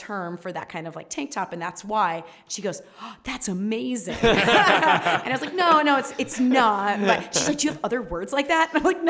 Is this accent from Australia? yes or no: no; New York City, New York, United States; I'm from Staten Island, but I'm from kind of by the ferry. So yeah. We were always really close to New York.